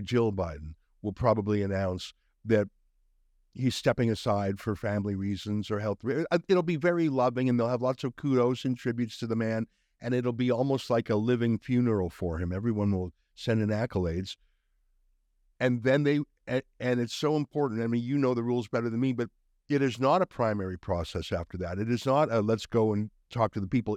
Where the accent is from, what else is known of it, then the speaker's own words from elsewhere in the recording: Canada; Being a Canadian